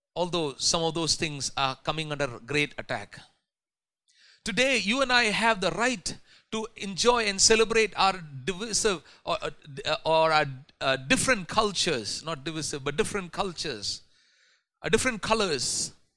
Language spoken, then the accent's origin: English; India; as Indian Christians